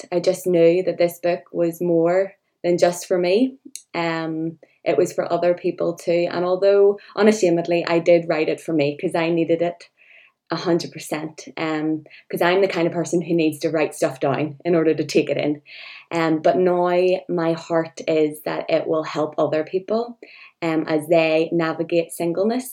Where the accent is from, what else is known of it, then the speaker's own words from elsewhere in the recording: Northern Ireland, United Kingdom; I'm from Northern Ireland